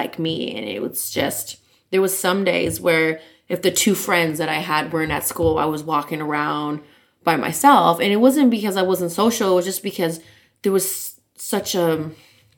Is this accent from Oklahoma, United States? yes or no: no; Los Angeles, California, United States; I'm born and raised in Los Angeles